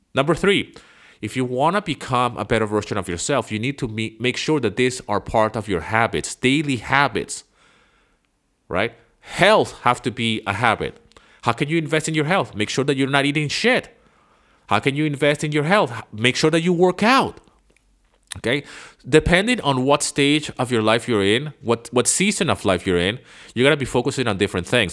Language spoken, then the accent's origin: English; Venezuela; English is a second language; moved away; I grew up in Venezuela